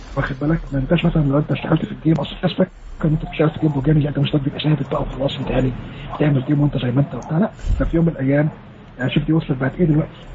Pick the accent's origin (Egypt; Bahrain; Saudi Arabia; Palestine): Egypt; عندنا في مصر